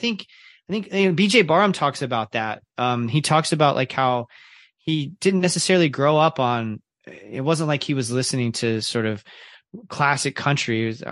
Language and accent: English; the South, United States; growing up in the Baptist church in the South.